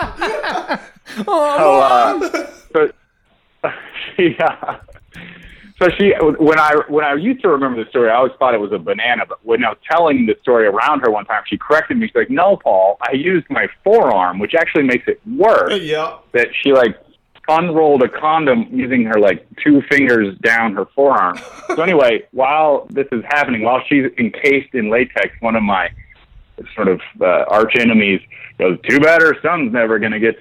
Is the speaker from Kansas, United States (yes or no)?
yes; Kansas, United States; I'm from Kansas, so we still had home ec